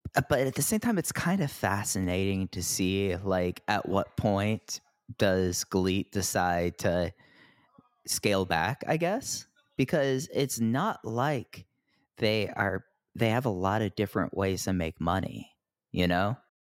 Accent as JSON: {"language": "English", "region": "Texas", "country": "United States", "tie": "born or raised there", "said": "growing up in Texas"}